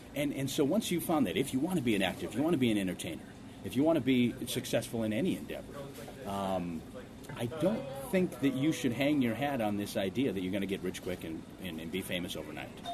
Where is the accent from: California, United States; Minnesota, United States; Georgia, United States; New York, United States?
Minnesota, United States; Ortonville; also born or lived in Seoul, South Korea; When I was young, growing up in Ortonville, Minnesota